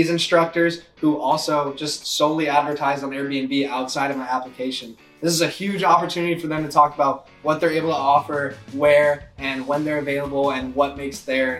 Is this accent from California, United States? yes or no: yes; San Diego, California, United States; I'm from San Diego.